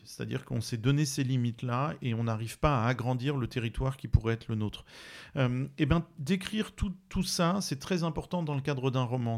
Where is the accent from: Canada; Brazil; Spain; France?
France; je suis français de métropole